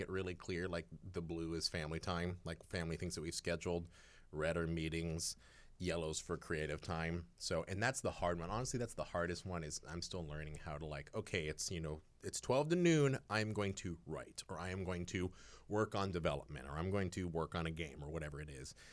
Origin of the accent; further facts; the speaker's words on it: Eugene, Oregon, United States; moved away; I grew up in Eugene, Oregon, which I like to call the last refuge of the great American hippie.